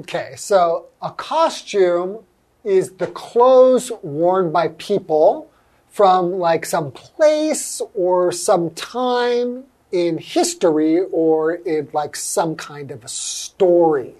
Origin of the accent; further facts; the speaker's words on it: Los Angeles, California, United States; I grew up in Los Angeles